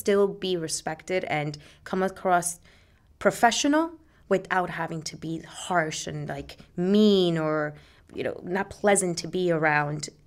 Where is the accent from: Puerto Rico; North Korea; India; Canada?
Puerto Rico; now in Jersey City, United States; I lived there till I was eight, and I grew up in Puerto Rico.